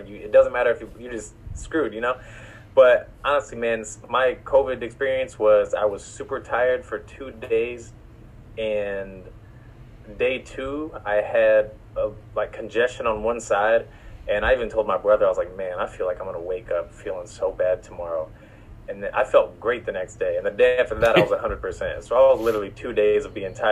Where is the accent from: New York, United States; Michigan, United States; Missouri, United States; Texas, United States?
Missouri, United States; now in Los Angeles, United States; I grew up in Missouri